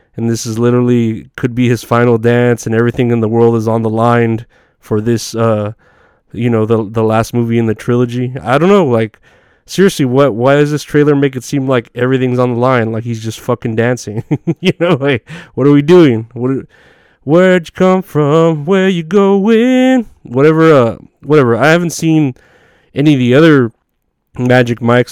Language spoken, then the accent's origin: English; Texas, United States; it's here in my hometown